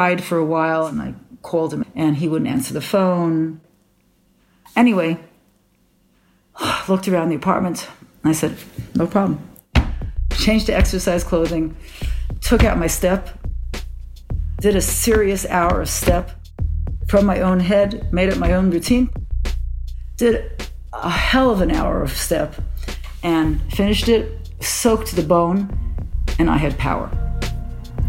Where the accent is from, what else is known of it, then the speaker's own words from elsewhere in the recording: New York, United States; now in Jerusalem; I grew up in Brooklyn, in the religious area of Brooklyn